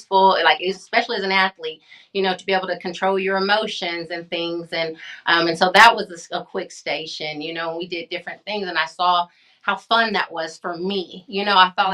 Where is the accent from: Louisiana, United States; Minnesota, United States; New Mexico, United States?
New Mexico, United States; Hobbs; moved away; also born or lived in Midland, Texas; my hometown